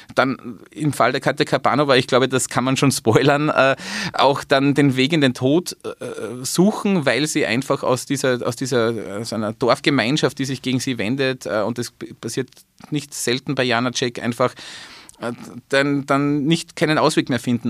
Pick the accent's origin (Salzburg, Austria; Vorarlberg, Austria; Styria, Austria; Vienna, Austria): Salzburg, Austria; als Salzburger